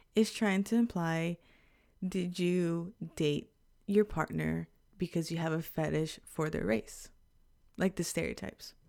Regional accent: Texas, United States; moved away as an adult; now in Japan; we grew up in Texas

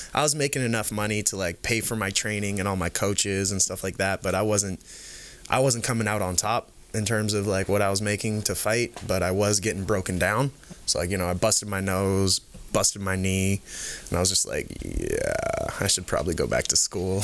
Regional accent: the Bay Area, California, United States; moved away as an adult; also born or lived in Canada; I grew up in the Bay. Um, in California here

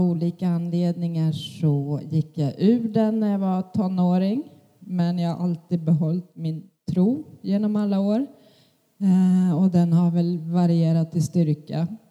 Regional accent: Jämtland, Sweden; moved away; Jag är född i Jämtland, växte upp i en pingstförsamling där.

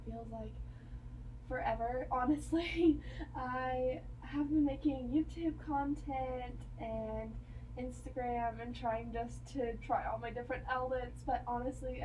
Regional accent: near Texas Tech, United States; also born or lived in Kansas; I am transferring back to a college closer to my hometown. I'm going to Texas Tech in the fall

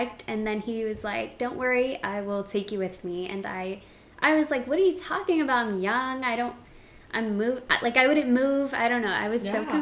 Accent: New York City, New York, United States; moved away as an adult; I'm 27 years old, and I'm from New York City

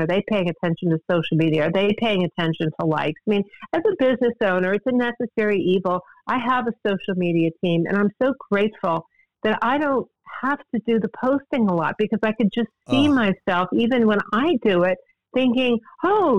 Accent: United States; I grew up in Washington

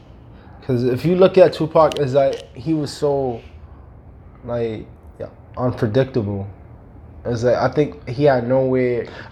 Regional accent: New York, United States; I'm talking from New York, right?

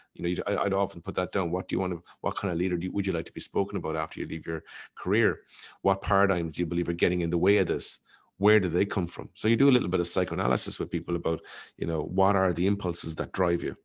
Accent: Ireland; as an Irish person

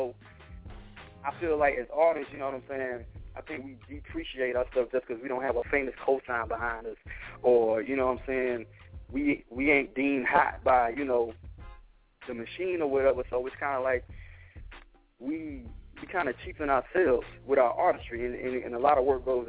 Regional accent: Alabama, United States; also born or lived in Korea; So, first of all, I'm from Alabama, like I said, right?

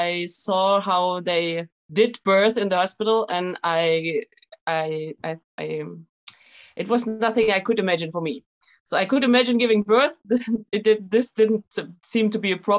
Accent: Germany; moved away as an adult; now in France; I'm German, actually. We are from Germany.

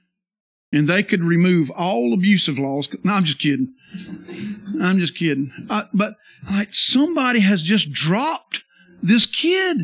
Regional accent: the South, United States; I'm from the South

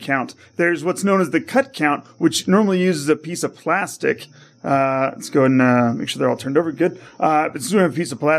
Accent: Cameron Park, California, United States; also born or lived in Modesto, California; now in Las Vegas, United States; born in Modesto and then moved out to The Foothills out in Placerville.

